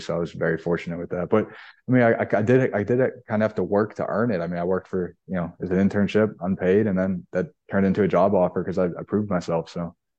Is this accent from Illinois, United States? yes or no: no; Pittsburgh, Pennsylvania, United States; I'm from Pittsburgh. I grew up going to Dick's Sporting Goods all the time with my family.